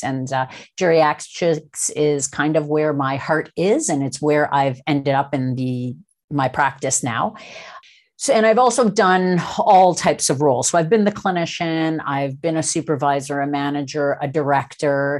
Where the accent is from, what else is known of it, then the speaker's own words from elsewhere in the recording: Toronto, Ontario, Canada; now in British Columbia, Canada; I'm actually a Toronto, uh, born and raised.